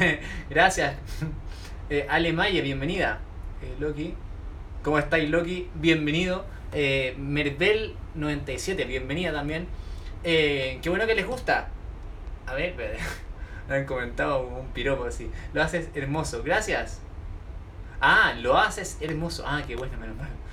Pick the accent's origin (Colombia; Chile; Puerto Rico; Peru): Chile; Soy chileno, de aquí en Chile